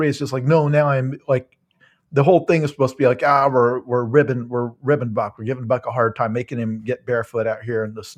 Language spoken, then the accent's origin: English; rural Illinois, United States; I am not from Appalachia, but I am from close to it. I am from not far from Kentucky in rural Illinois.